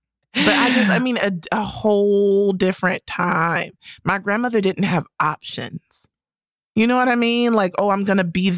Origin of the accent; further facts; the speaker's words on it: North Carolina, United States; Carolina. All of my high school buddies have like 3+ kids.